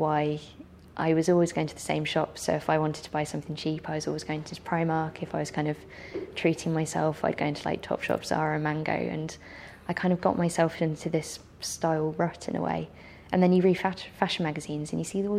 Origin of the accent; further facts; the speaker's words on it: England, United Kingdom; as an English person